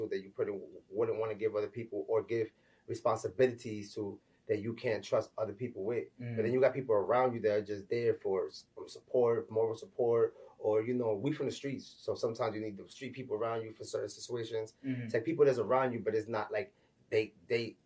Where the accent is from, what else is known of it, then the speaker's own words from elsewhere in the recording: New York City, New York, United States; I'm from the Bronx, New York, you know what I'm saying? Raised Marble Hill Projects.